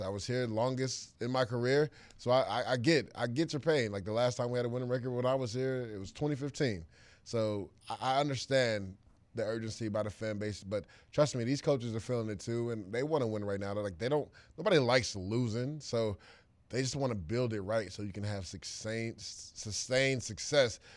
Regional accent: Tampa, Florida, United States; moved away as an adult; growing up in Tampa

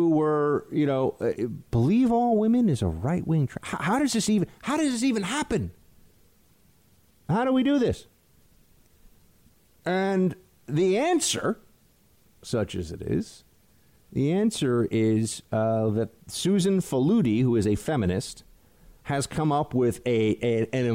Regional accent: New York, United States; I'm a New Yorker

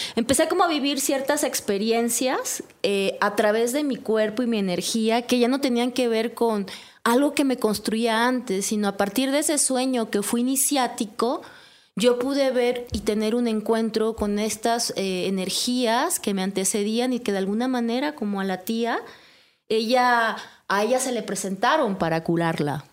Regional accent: Juchitán, Oaxaca, Mexico; now in Mexico City, Mexico; a dos días de distancia de donde yo nací, que fue en Cuchitán

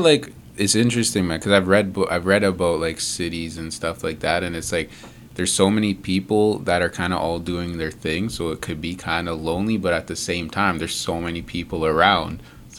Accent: Mississauga, Ontario, Canada; I grew up in Mississauga

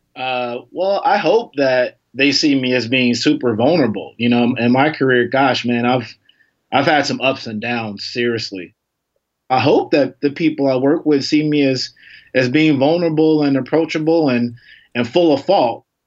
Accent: Chicago, Illinois, United States; accent: a little bit of a twang; I'm from Chicago

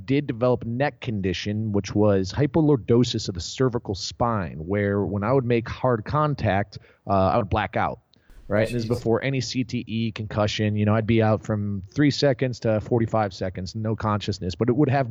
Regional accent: Naperville, Illinois, United States; now in Austin, United States; born and raised in Naperville, Illinois

